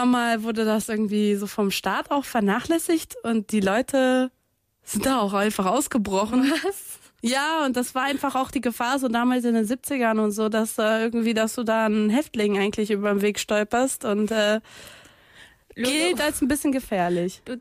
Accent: Niterói, Rio de Janeiro, Brazil; German is a second language; ich komme ja aus Brasilien, ich komme aus äh, Niterói, das ist eine Nachbarstadt von Rio und äh, ich habe da mehrere Jahre lang gelebt

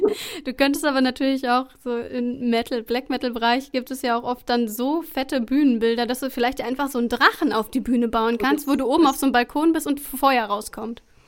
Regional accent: Sauerland, North Rhine-Westphalia, Germany; in meinem Heimatort

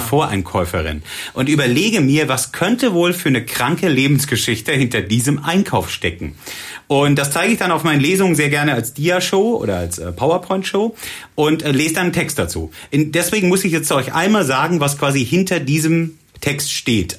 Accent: Southern Germany, Germany; moved away as an adult; also born or lived in Cologne / Bonn; Ich komme eigentlich aus Süddeutschland und bin nach Köln gezogen und äh, habe hier Zivi gemacht

